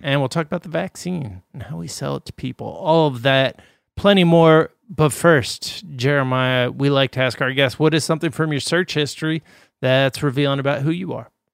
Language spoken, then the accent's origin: English; Midwest, United States; moved away; also born or lived in East Coast; I grew up in the Midwest